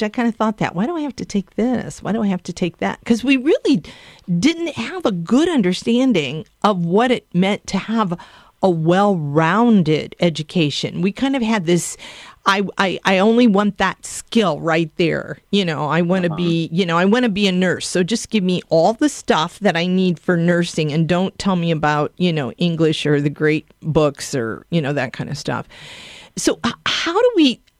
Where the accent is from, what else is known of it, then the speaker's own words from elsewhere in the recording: Ohio, United States; I'm from Ohio